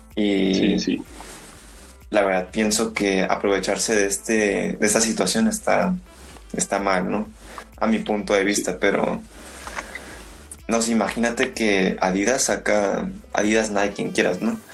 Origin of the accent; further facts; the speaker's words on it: Mexico; como mexicanos